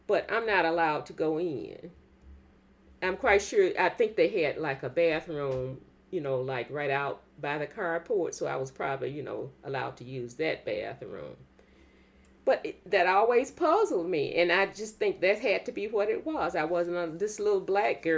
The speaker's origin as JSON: {"language": "English", "town": "Quitman", "region": "Mississippi", "country": "United States", "tie": "born or raised there", "moved": "yes", "said": "I grew up in I guess what you call it, country. I didn't grow up in town"}